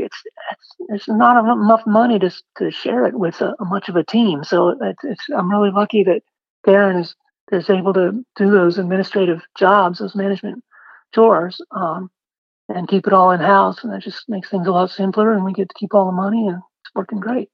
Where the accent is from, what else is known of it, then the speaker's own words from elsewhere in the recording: Maine, United States; moved away as an adult; also born or lived in Portland, Maine; now in Austin, United States; I was from Maine